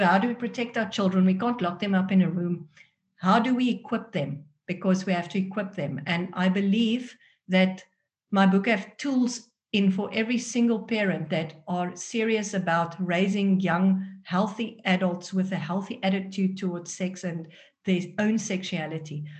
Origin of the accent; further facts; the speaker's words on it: South Africa; accent: South African; first language Afrikaans; English is a second language; moved away as an adult; now in Netherlands; grow up in a country where Afrikaans was my first language